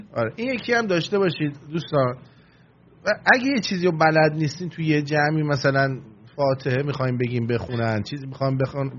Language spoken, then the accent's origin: Persian; Iran; moved away; منم ایرانیم منم زندگیم از به باد رفته توی اون مملکت